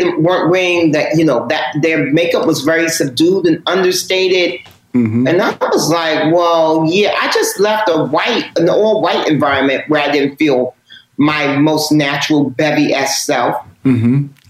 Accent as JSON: {"language": "English", "region": "New York", "country": "United States", "tie": "born or raised there", "said": "I'm born and raised in New York. So hip hop is my thing. And in the book, as you know, Rashawn, I talk about being Big Bad from Uptown."}